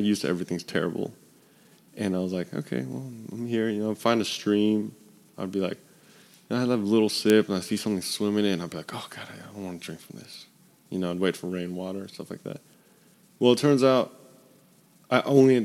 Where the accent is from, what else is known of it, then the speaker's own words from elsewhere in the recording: Memphis, Tennessee, United States; I'm from Memphis